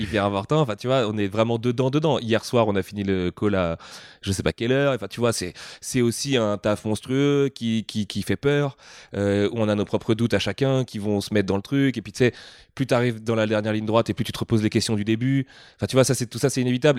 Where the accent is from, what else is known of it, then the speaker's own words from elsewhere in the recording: France; on est français